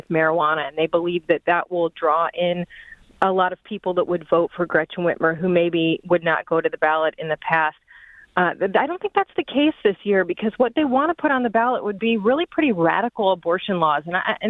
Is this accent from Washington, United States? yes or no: no; Norton Shores, Michigan, United States; I am from the Muskegon area. I'm from Norton Shores